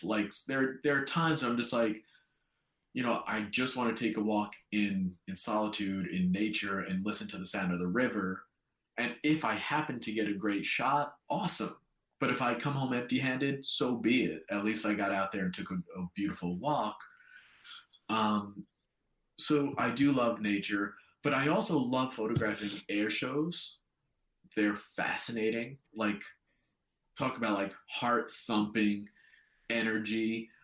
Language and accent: English; New York, United States; moved away as an adult; now in New Zealand; as a New Yorker, as an American, starting a business in a new country